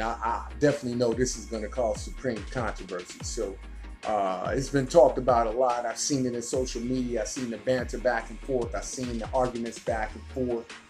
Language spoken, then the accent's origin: English; Birmingham, Alabama, United States; I graduated high school in Birmingham, Alabama. Midfield Patriot